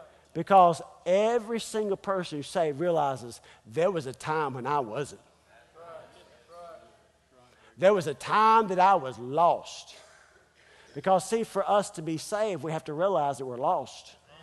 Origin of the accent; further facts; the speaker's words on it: North Carolina, United States; also born or lived in Springfield, Missouri; Well, I was born in Springfield, Missouri. I lived 6 long weeks in Springfield, Missouri, and then came to North Carolina.